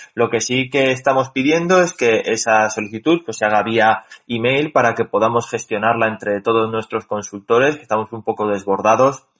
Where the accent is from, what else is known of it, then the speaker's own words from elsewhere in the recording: Spain; los españoles somos españoles